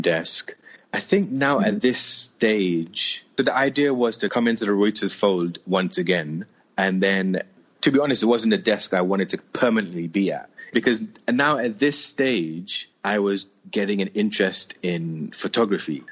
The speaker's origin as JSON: {"language": "English", "region": "London", "country": "United Kingdom", "tie": "born or raised there", "also_born_or_lived": "Moscow / Mumbai", "moved": "as an adult", "lives_now": "Delhi, India", "said": "I'm born and raised in London, in northwest London specifically, an area called Neasden."}